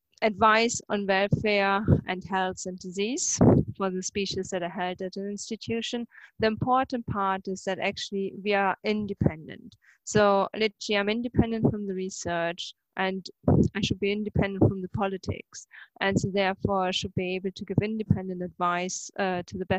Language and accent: English; Germany; moved away as an adult; now in Scotland, United Kingdom; I'm originally actually from Germany, and I just came to Scotland in 2000